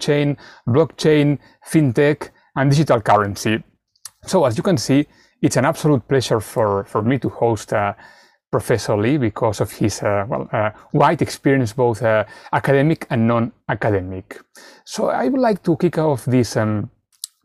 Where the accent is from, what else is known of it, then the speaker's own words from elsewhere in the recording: Spain; moved away; I come from Spain originally